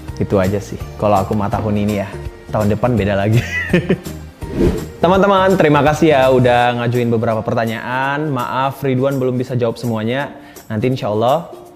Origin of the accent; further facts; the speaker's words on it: Sibolga, North Sumatra, Indonesia; now in Jakarta, Indonesia; kampung aku di Sibolga